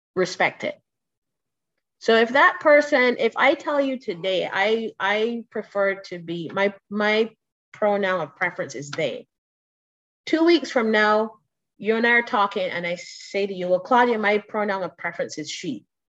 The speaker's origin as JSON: {"language": "English", "country": "Barbados", "said": "I am from Barbados."}